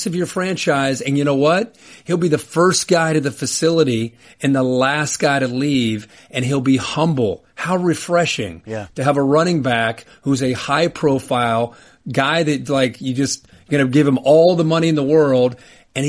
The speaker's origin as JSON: {"language": "English", "region": "Ohio", "country": "United States", "said": "I'm being from Ohio"}